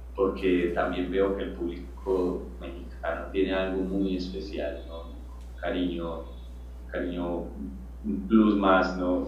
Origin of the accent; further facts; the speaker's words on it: Colombia; vengo desde Colombia con toda mi banda